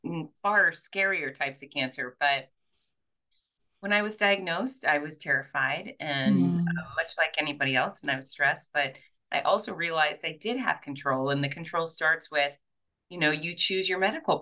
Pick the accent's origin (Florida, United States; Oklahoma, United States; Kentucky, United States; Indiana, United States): Florida, United States; Fort Lauderdale; now in Gainesville, United States; I was born and raised in Fort Lauderdale, and then I came up to the University of Florida in Gainesville